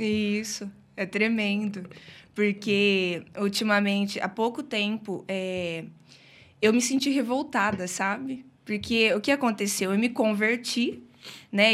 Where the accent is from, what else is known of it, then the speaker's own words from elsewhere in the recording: Brodowski, São Paulo, Brazil; sou de Brodowski mesmo, né? Nasci aqui